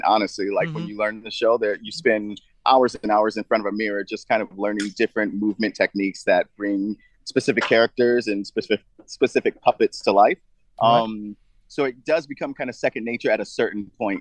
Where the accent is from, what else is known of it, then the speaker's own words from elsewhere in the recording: United States; as an American